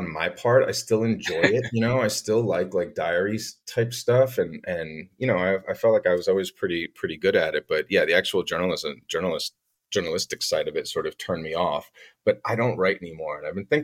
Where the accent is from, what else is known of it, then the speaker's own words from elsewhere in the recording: Glen Rock, New Jersey, United States; also born or lived in New York City; I grew up in New Jersey. I'm from a town called Glen Rock, which is right outside New York City